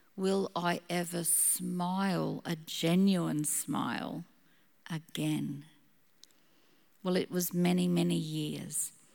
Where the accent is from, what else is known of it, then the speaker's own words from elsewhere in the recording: Gympie, Queensland, Australia; also born or lived in Brisbane; growing up in Gympie, I was not a city girl.